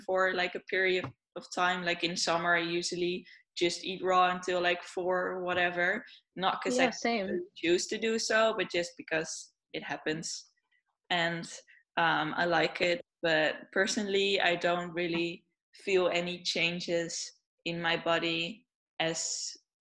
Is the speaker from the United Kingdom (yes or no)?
no; Netherlands; I'm from the Netherlands